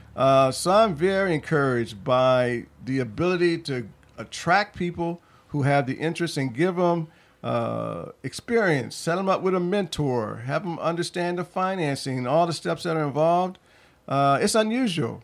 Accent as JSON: {"language": "English", "town": "Toledo", "region": "Ohio", "country": "United States", "tie": "born or raised there", "moved": "as an adult", "lives_now": "Philadelphia, United States", "said": "I grew up in Toledo, Ohio"}